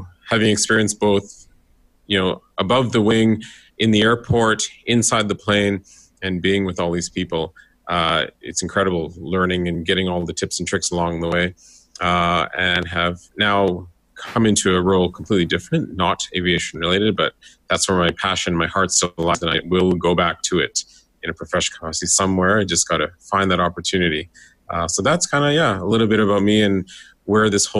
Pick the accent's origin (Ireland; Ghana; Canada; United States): Canada; Northwest Territories and Alberta; moved away as an adult; also born or lived in Edmonton, Canada; now in Vancouver, Canada; I grew up in the Northwest Territories in Alberta